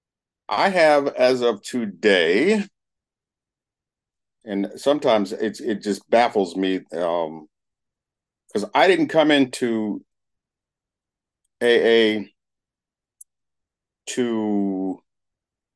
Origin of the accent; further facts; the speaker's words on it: Berkeley, California, United States; I was raised in Berkeley, California. Went through the Berkeley elementary schools